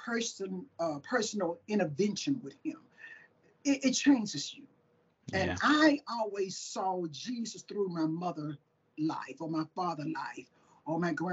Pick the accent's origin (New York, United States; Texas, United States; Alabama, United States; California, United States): Alabama, United States; Tuscaloosa; now in Sweetwater, United States; I was born in Tuscaloosa, Alabama. Lived like 10 minutes from University of Alabama. So I'm down in Alabama